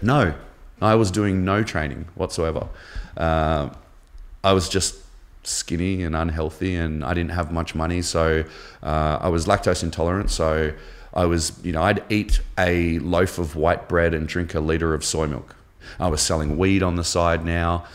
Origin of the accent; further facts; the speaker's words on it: Canberra, Australian Capital Territory, Australia; also born or lived in Melbourne, Victoria; we moved to Canberra. uh, capital of Australia when I was ten. We moved from Melbourne